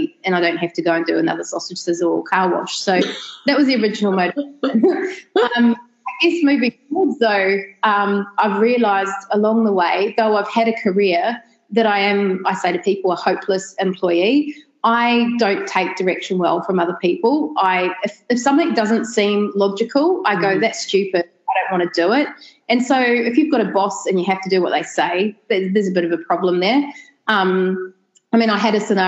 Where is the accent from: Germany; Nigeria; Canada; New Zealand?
New Zealand; moved away as an adult; also born or lived in Australia / London, United Kingdom; now in Sunshine Coast, Australia; I'm originally from New Zealand. And then when I was 11 years old, my whole family moved to Australia. Right. After less than a year, as a teacher couldn't find work, we all moved back